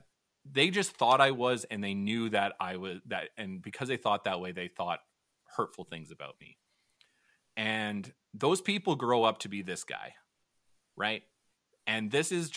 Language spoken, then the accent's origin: English; St. Paul, Minnesota, United States; growing up in St. Paul, I played hockey for 8 years.